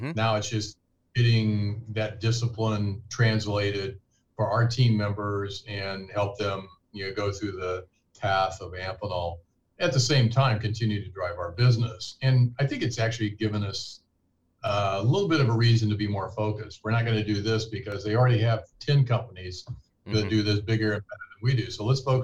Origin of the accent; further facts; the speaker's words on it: Kansas City, Missouri, United States; moved away as an adult; I'm from Missouri, grew up in Kansas City